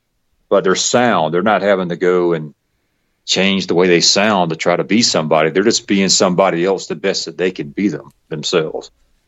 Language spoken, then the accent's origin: English; the South, United States; accent: Southern; So here I try to speak with a less Southern accent, you know, because it not sound too much like a country bumpkin, but you know, it's one of those things. It's just part of who I am.